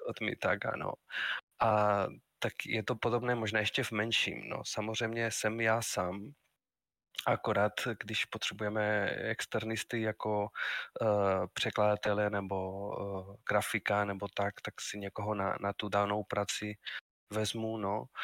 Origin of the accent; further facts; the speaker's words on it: Spain; Czech is a second language; moved away as an adult; also born or lived in Madrid; now in Brno, Czech Republic; pocházím ze Španělska, ale žiju už v České republice víc než 22 let